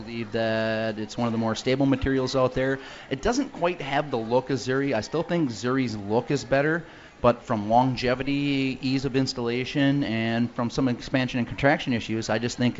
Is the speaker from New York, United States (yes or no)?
no; Woodville, Wisconsin, United States; I live in Woodville, Wisconsin